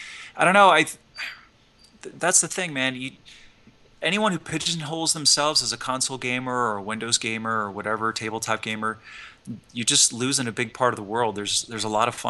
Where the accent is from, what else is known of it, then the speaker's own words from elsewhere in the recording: the Plains States, United States; I'm from the Plain States